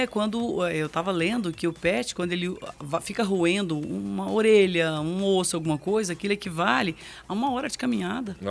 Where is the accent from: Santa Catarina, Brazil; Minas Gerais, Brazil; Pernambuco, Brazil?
Minas Gerais, Brazil; sou mineira